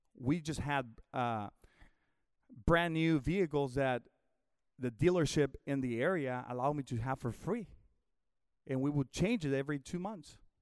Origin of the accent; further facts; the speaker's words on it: Mexico; moved away as an adult; also born or lived in Houston, Texas / Northwest Arkansas; I was born in Mexico, but about, uh, seventeen, eighteen years ago, the Lord called us to come to the States